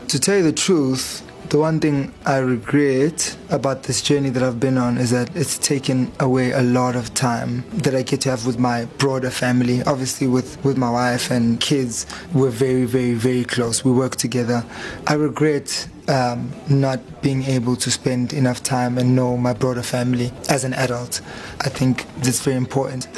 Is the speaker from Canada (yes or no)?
no; Durban, KwaZulu-Natal, South Africa; moved away; also born or lived in Pietermaritzburg / Cape Town; growing up in Durban, it felt like a family home that we see on TV